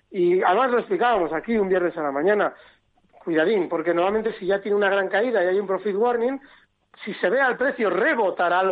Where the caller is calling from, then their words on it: Valencia, Valencian Community, Spain; Buenos días, soy … de Valencia y esto es una pregunta para Alberto Iturralde.